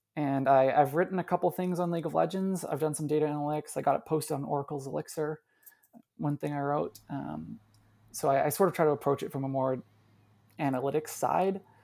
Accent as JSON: {"language": "English", "country": "Canada", "said": "as a Canadian"}